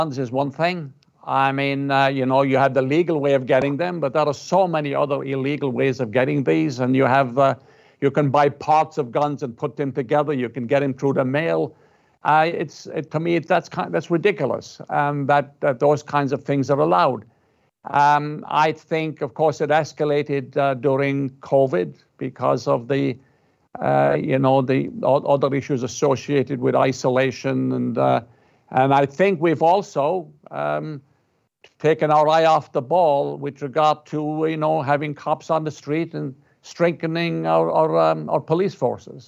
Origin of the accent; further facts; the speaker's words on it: Ireland; now in United States; I'm Irish. And I'm from Ireland